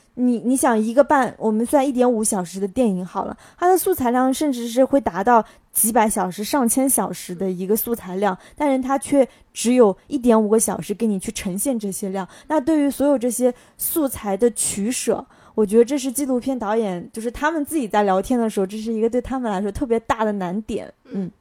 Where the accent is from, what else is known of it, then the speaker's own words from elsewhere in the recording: southern China, China; 我作为南方人